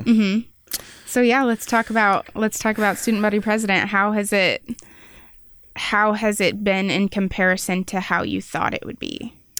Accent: Wichita, Kansas, United States; moved away as an adult; now in Manhattan, Kansas, United States; I went to a Catholic school. I'm, I'm from Wichita

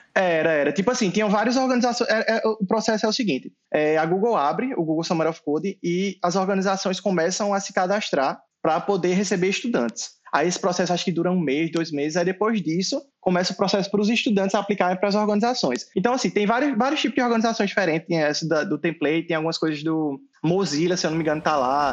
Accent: João Pessoa, Paraíba, Brazil; eu sou nascido e criado em Jaguaribe, João Pessoa

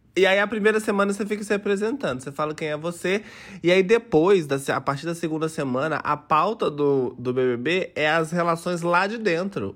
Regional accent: interior of Minas Gerais, Brazil; eu sou uma gayzinha do interior de Minas Gerais.

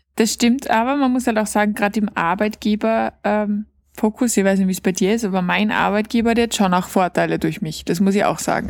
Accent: Austria; bei uns in Österreich

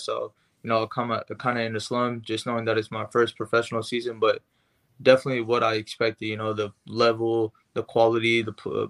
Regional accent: San Francisco Bay Area, California, United States; also born or lived in Orange County, California; being a Earthquakes player when I grew up playing in the Earthquakes Academy and system like

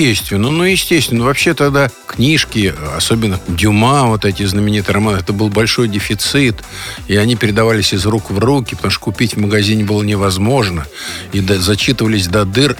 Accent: Moscow, Russia; Я родился на Арбате, а у меня просто через проходной двор улица Вахтангова

